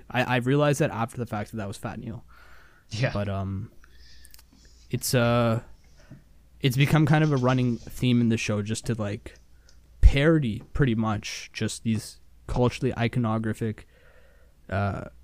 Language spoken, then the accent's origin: English; Canada; we're Canadian.